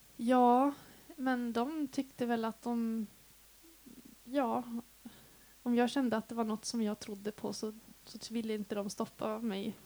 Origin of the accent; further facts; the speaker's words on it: Piteå, Norrbotten County, Sweden; now in Dalarna, Sweden; Jag är uppvuxen i Piteå i Norrbotten. Det är alltså 80 mil härifrån